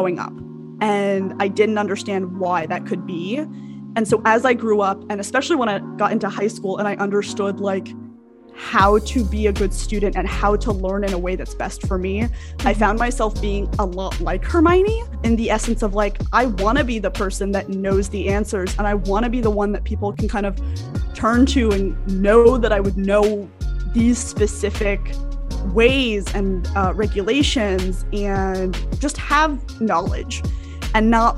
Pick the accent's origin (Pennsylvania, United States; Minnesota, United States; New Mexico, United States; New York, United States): New Mexico, United States; Albuquerque; moved away; I grew up in Albuquerque, New Mexico, where there just like aren't a lot of like people of color